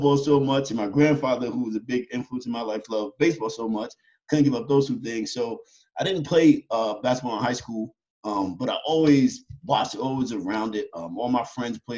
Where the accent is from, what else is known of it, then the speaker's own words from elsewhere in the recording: Yonkers, New York, United States; I was born and raised in Yonkers, New York, inner city kids. I grew up in a project.